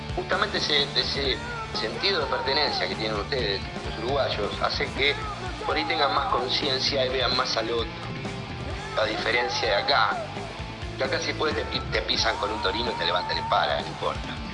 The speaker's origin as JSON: {"language": "Spanish", "region": "Buenos Aires", "country": "Argentina", "said": "nosotros somos de la ciudad de Buenos Aires, eh, de Mataderos, del barrio de Mataderos"}